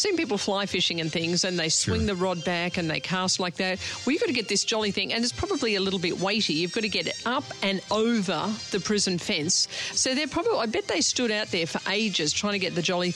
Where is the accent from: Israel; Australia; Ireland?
Australia; I'm Australian